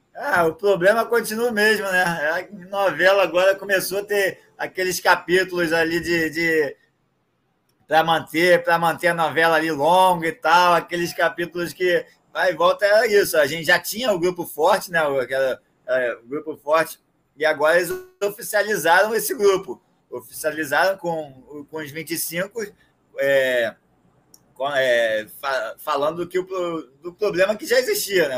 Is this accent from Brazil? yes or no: yes; Brazil; como um bom brasileiro aqui